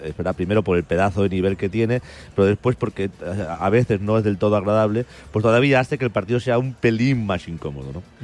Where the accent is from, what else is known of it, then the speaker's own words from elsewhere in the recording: Spain; como español